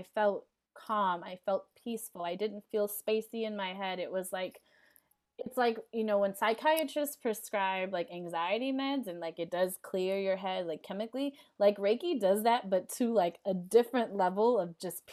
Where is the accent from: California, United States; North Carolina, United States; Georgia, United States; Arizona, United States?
California, United States; Los Angeles; in South LA, I'm from the Crenshaw District